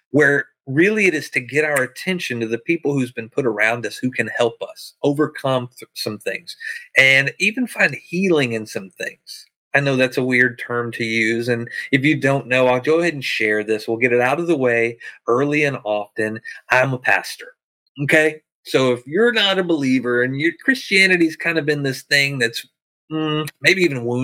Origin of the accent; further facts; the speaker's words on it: the South, United States; I'm from the South where you can pump your own gas.